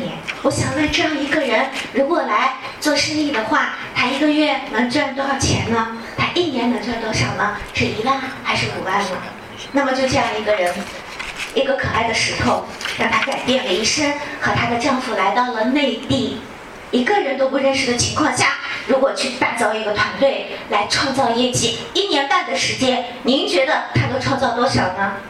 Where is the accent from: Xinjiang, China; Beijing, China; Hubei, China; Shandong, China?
Xinjiang, China; 我来自遥远而美丽的新疆，